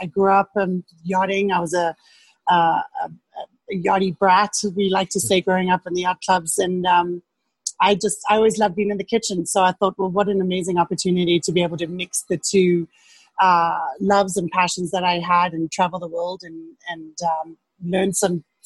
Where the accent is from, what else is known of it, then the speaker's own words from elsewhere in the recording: Cape Town, Western Cape, South Africa; moved away as an adult; I grew up in Cape Town in South Africa